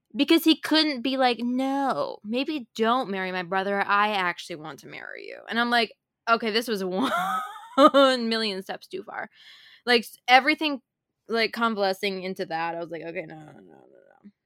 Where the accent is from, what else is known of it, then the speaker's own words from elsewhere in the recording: Minnesota, United States; I grew up in Minnesota